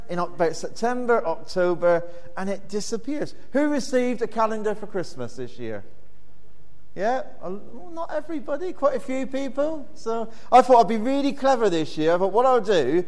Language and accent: English; Plymouth, South West England, United Kingdom; moved away; I'm originally from Plymouth